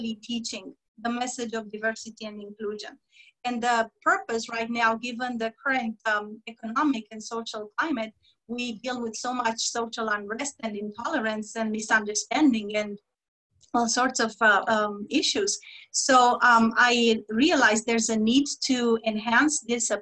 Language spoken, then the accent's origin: English; Romania; moved away; my home country, Romania